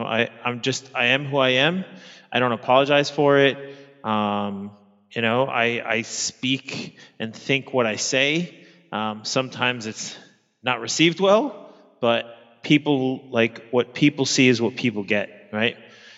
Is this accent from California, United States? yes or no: no; New York, United States; now in Sydney, Australia; I'm an American living in Sydney, Australia. I'm originally from Queens, New York.